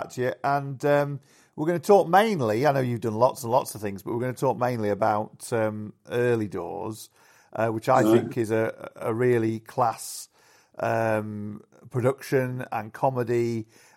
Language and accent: English; Yorkshire and the Humber, United Kingdom; in the pubs where I grew up in Yorkshire.